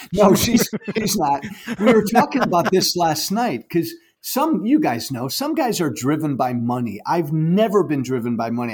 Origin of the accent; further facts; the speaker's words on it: Chicago suburbs, Illinois, United States; I like to say I'm from Chicago, but I grew up in the, in the suburbs, so I'm not a real Chicago guy.